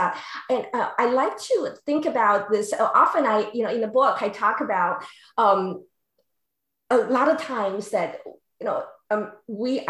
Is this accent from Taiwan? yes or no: yes; Taiwan; now in San Diego, United States; I grew up in Taiwan.